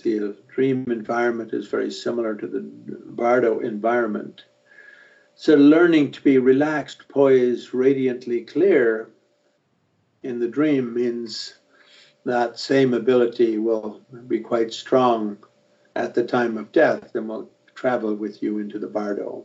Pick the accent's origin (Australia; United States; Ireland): Ireland; I'm an Irishman